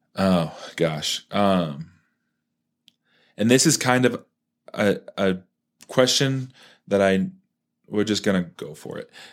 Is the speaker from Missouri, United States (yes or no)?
no; Parker, Colorado, United States; when I grew up in Parker